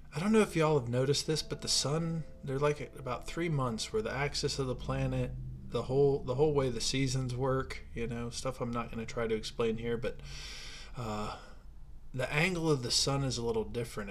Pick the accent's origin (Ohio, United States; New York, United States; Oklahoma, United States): Ohio, United States; moved away as an adult; now in Denver, United States; growing up in Ohio